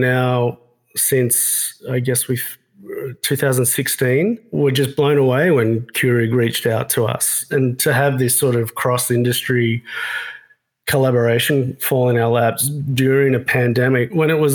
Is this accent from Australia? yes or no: yes; Australia; moved away; I'm from Australia